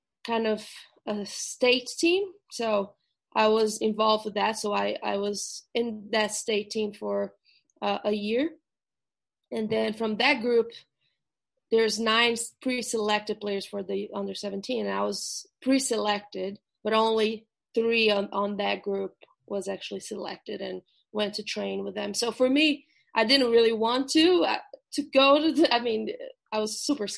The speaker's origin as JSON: {"language": "English", "country": "Brazil", "tie": "born or raised there", "also_born_or_lived": "Ohio, United States", "second_language": "English", "moved": "as an adult", "lives_now": "United States", "said": "But I'm from Brazil originally. So I grew up playing soccer."}